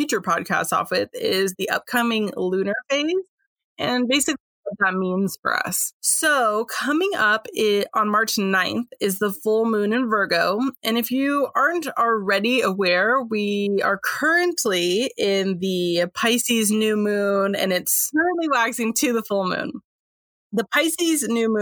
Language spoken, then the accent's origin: English; San Francisco, California, United States; I'm from San Francisco originally, but we are up by the Oregon border now